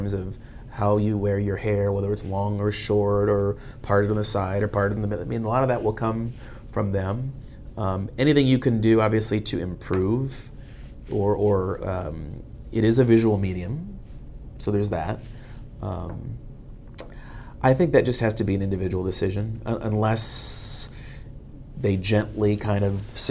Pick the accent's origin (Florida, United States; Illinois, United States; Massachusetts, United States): Massachusetts, United States; Boston; also born or lived in Washington, D.C. / Fort Myers; now in Miami, United States; I did work briefly in Boston, and it's my hometown